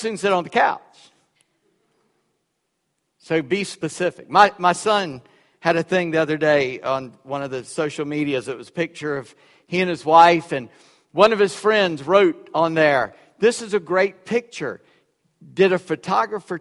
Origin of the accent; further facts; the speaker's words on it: South Carolina, United States; I'm from South Carolina.